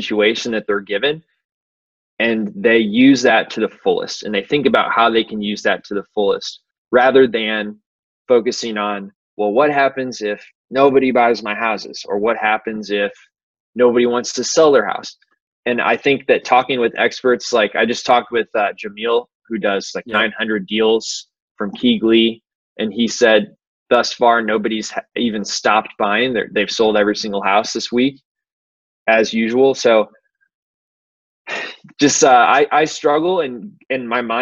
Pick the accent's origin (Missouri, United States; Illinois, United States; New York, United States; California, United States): Missouri, United States; St. Louis; much of it was in St. Louis where I grew up